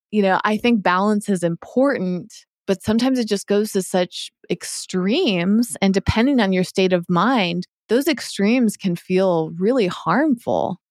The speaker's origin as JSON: {"language": "English", "region": "Massachusetts", "country": "United States", "tie": "born or raised there", "moved": "yes", "said": "as I was growing up on the East Coast in Massachusetts"}